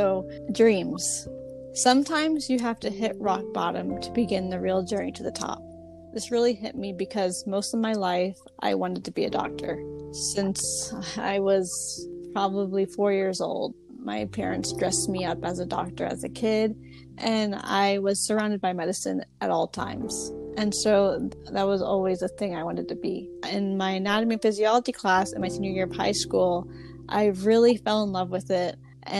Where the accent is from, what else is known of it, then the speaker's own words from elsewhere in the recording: Georgia, United States; surprises a lot of people that I am from Georgia because mm-hmm. I don't have a southern accent.